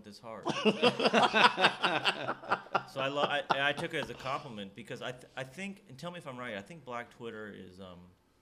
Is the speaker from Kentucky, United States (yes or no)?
yes; Lexington, Kentucky, United States; all my family is actually from Nashville, although I grew up in Kentucky